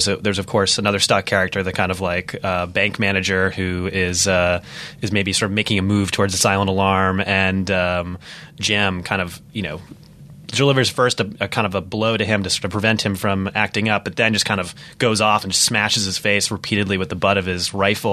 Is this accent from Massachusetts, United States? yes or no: yes; North Shore, Massachusetts, United States; moved away; also born or lived in Charlestown, Boston; I grew up on the North Shore